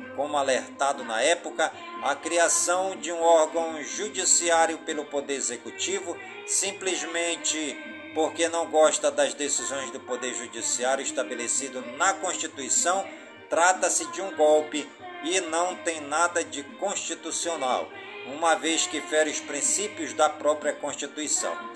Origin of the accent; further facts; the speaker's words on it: Careiro da Várzea, Amazonas, Brazil; Careiro da Vazia, minha cidade natal